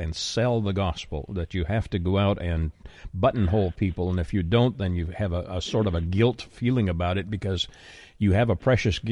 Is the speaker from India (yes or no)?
no; Canada; now in Texas, United States; I'm currently living in Texas. I'm originally from Canada.